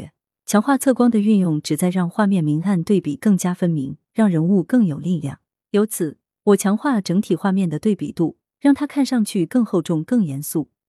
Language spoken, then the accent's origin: Chinese; Guangdong, China; 他和我都是潮汕人，他有一位烈士战友的陵墓，就在我小时候上学的必经之路上，上面有一个红五星。